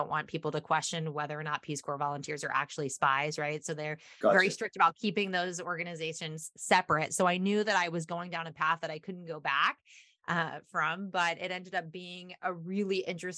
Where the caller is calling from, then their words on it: Seattle, Washington, United States; I'm actually in the Seattle area, which, believe it or not, it is like pouring the snow down.